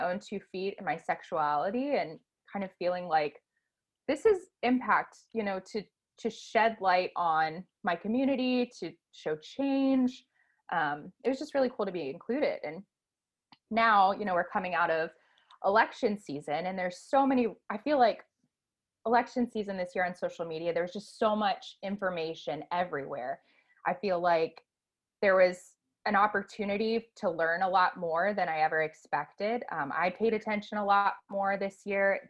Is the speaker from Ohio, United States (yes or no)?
yes; Cleveland, Ohio, United States; moved away as an adult; now in Tampa, United States; I'm originally from Cleveland, Ohio. I've been living in Tampa for a little over a year, but I still view Cleveland as my home